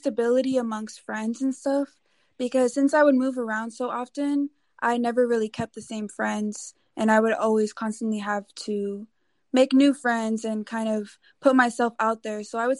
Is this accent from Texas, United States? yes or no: yes; Houston, Texas, United States; also born or lived in Los Angeles; Okay, well, I was born over in Los Angeles, but by the age of 3, I moved around a lot and found myself growing up in Houston, Texas.